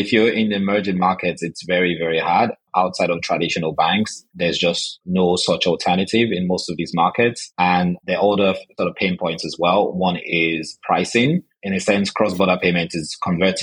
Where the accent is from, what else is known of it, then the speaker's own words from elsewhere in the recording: Nigeria; moved away as an adult; now in London, United Kingdom; I moved here after schooling in Nigeria. So I'm originally from Nigeria. I came to the UK about 17 years ago